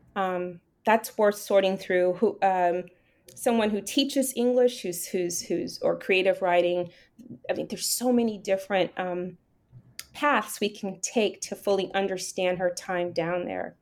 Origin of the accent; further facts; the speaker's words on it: Miami, Florida, United States; moved away; also born or lived in New York; the way in which I was raised in Miami, so, you know, have that Bahamian side